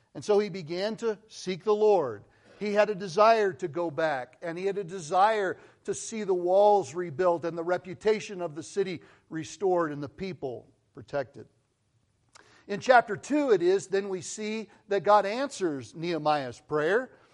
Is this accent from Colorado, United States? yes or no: yes; Colorado, United States; moved away as an adult; also born or lived in Missouri / California; I grew up in Colorado.